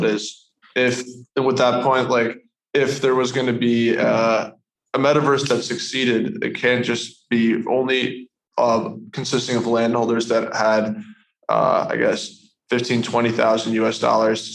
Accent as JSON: {"language": "English", "country": "United States", "said": "I'm from the States"}